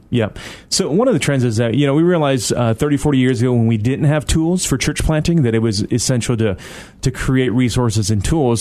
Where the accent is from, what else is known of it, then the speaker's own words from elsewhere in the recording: Detroit, Michigan, United States; moved away; also born or lived in East Moline, Illinois / Toronto, Canada; I was born in East Moline, so that's you know, about two hours outside of Chicago in the, in the Quad Cities, uh, and so uh, but I grew up in Detroit